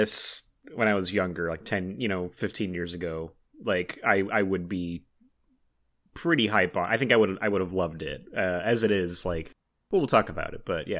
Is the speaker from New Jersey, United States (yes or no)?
no; Los Angeles, California, United States; from Los Angeles.